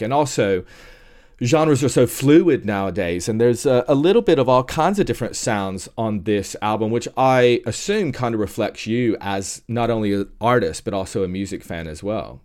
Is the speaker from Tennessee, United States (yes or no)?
yes; Tennessee, United States; moved away; I'm originally from Tennessee